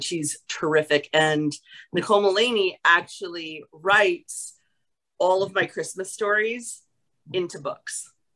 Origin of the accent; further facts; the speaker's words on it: New York, United States; I'm actually from New York